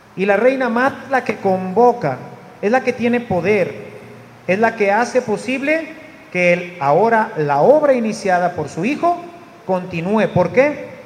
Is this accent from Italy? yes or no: no; Monterrey, Nuevo León, Mexico; yo era bien mal habladote, como todo regio